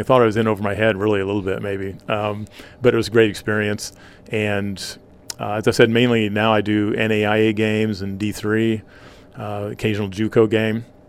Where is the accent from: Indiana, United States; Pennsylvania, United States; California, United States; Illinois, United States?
Indiana, United States; Maples; also born or lived in Hoagland / Monroeville; Maples is actually where I grew up until, I guess, my sophomore year in high school